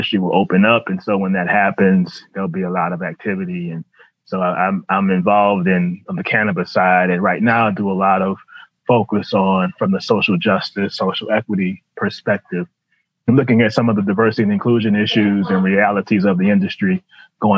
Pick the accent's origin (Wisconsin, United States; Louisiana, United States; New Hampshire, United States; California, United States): Louisiana, United States; New Orleans; moved away as an adult; also born or lived in Dallas; now in Washington, D.C., United States; So I grew up in New Orleans, New Orleans kid, New Orleans public school kid